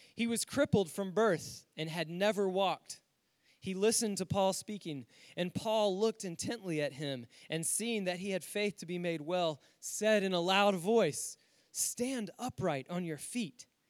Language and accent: English; Winston-Salem, North Carolina, United States; my hometown of Winston-Salem, North Carolina